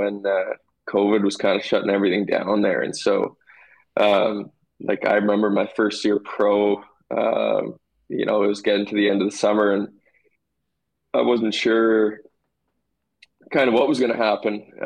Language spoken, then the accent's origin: English; Portage la Prairie, Manitoba, Canada; I was really lucky to get to go through the Portage minor hockey system and, you know, play with all my buddies growing up